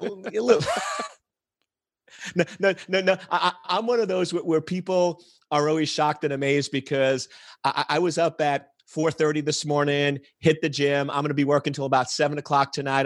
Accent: New York, United States; now in Washington, D.C., United States; I was born and raised in New York

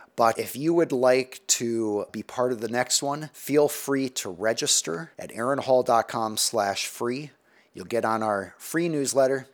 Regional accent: United States; as American society

